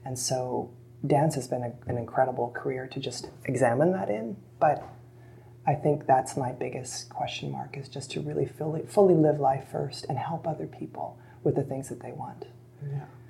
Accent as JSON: {"language": "English", "country": "Canada", "said": "being Canadian"}